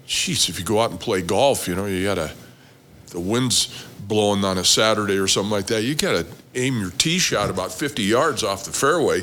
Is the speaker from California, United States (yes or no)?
no; Belle Fourche, South Dakota, United States; now in Rock Springs, United States; South Dakota.